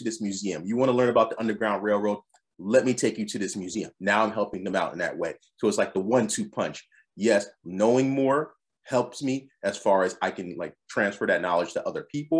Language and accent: English; Philadelphia, Pennsylvania, United States; moved away as an adult; also born or lived in Adelaide, Australia; Born and raised in Philadelphia